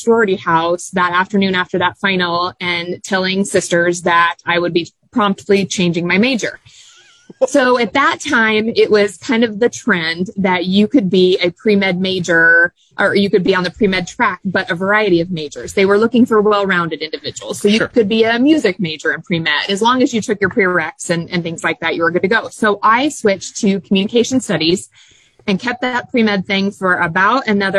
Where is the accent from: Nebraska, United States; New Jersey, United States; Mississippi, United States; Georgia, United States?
Nebraska, United States; Lincoln; So born and raised in Lincoln, attended school at Zeman Elementary, Pound Junior High back in the day when it was junior high, and Southeast High School